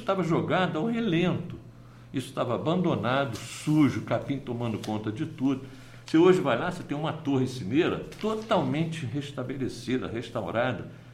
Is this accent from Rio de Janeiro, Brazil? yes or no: yes; Nova Iguaçu, Rio de Janeiro, Brazil; nós somos iguaçuanos.